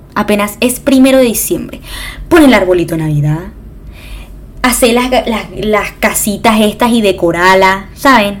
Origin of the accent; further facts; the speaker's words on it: Venezuela; moved away; yo soy de Venezuela